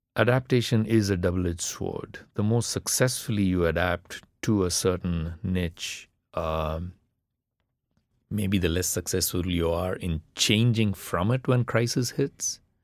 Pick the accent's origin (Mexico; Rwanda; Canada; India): India; first language Tamil; English is a second language; moved away; growing up in the middle class India that I did, reading all those English novels and all the rest of it, left me in some senses um, very inadequately Tamil